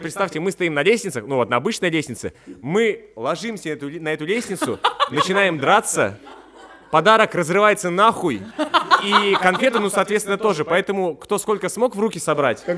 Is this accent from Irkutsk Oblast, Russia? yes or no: no; Tomsk, Tomsk Oblast, Russia; я из Томска